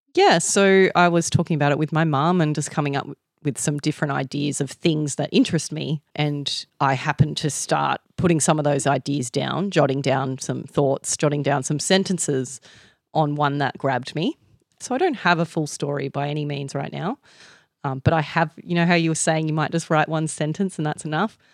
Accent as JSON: {"language": "English", "country": "Australia", "said": "I have the advantage of being Aussie"}